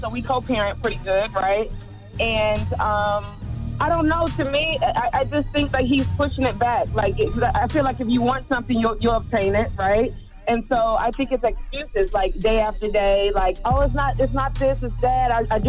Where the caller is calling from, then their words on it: Dayton, Ohio, United States; I'm calling from Dayton, Ohio.